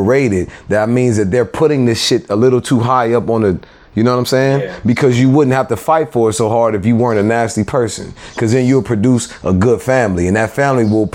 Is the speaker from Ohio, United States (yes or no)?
no; Lynwood, California, United States; I grew up Linwood, man. The corner of Carlin Ave and Bullis.